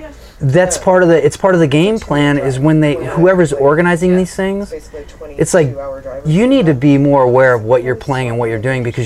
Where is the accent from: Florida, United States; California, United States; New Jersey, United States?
California, United States; We're from California.